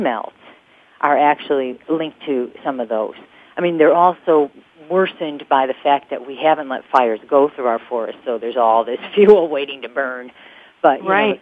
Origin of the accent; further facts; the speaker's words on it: Chicago, Illinois, United States; I'm actually from Illinois myself, from Chicago.